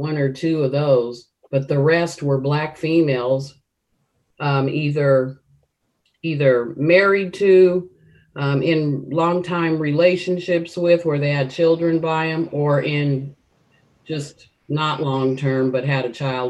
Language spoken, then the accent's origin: English; United States; I'm African American, And I have that history of slavery here in America throughout my family.